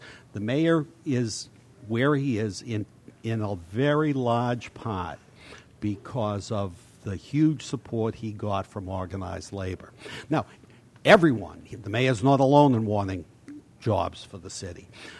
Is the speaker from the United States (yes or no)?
yes; Boston, Massachusetts, United States; In the neighborhood I grew up in Dorchester